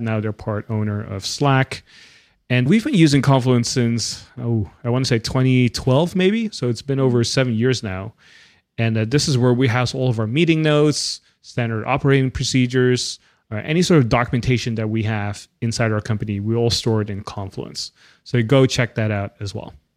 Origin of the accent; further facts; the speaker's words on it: Netherlands; I grew up in the Netherlands